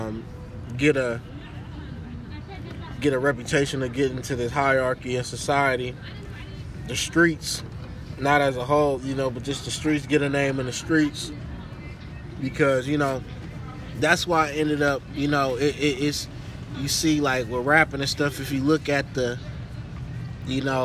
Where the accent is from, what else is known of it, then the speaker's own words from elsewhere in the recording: Berkeley, California, United States; Grew up in the waterfront, West Berkeley